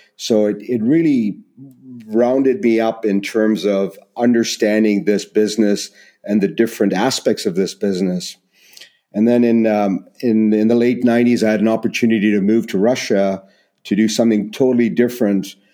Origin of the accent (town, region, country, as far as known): Canada